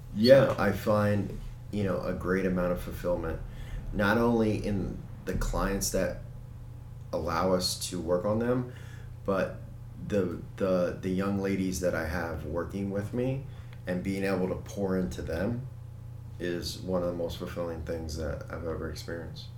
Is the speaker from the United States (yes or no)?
yes; Hellertown, Pennsylvania, United States; I grew up in Hellertown